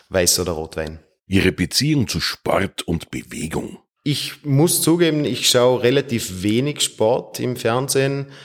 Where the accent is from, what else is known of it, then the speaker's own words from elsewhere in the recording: Feldkirch, Vorarlberg, Austria; Geboren bin ich in Feldkirch und ich wohne auch in meiner Heimatstadt in Feldkirch.